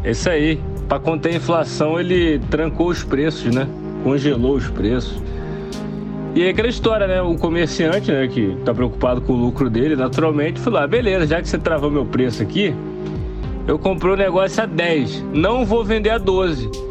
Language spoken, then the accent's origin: Portuguese; Cuiabá, Mato Grosso, Brazil; Aliás, eu sou cuiabano.